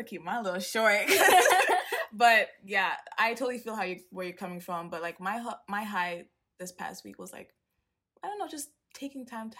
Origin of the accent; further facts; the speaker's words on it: Tanzania; as I said before. I'm 21. I'm from Tanzania, plus 255.